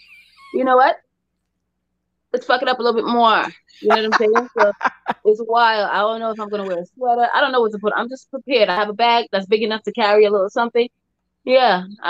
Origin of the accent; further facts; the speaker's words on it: New York City, New York, United States; I'm from Brooklyn, New York, where I am right now. It's a wonderful place.